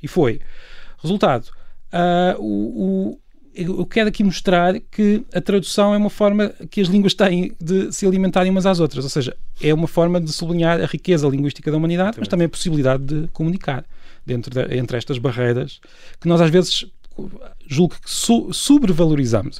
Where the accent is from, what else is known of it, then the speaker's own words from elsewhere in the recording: Peniche, Leiria District, Portugal; histórias da minha terra, que eu venho de Peniche